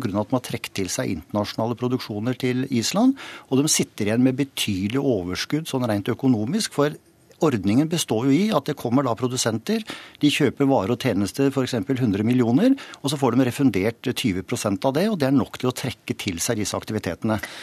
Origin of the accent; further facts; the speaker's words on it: Rjukan, Vestfold og Telemark, Norway; Jeg vokste opp på Rjukan.